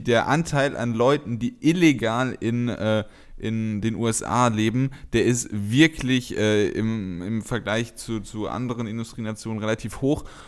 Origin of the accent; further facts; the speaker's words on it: Germany; als Deutscher